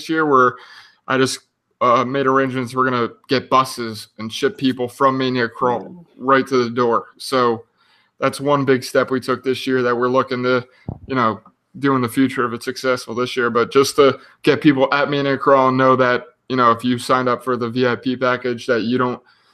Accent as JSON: {"language": "English", "region": "New Jersey", "country": "United States", "tie": "born or raised there", "said": "my home state of New Jersey."}